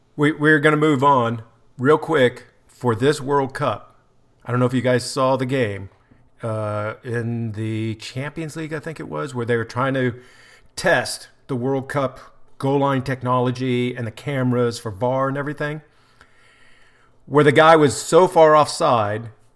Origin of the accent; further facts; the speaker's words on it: United States; as the American